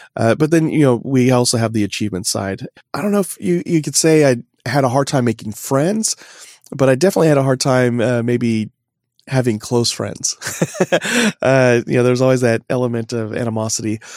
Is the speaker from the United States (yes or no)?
yes; Oklahoma, United States; I was born in Oklahoma